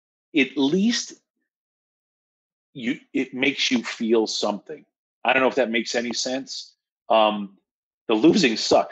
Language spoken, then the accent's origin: English; Washingtonville, New York, United States; I'm going to speak like my hometown, Washingtonville, New York.